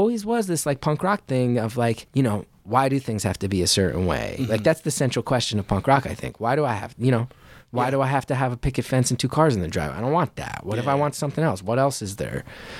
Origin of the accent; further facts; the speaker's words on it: New Jersey, United States; growing up in Jersey, like, did you ever see Uncle Floyd?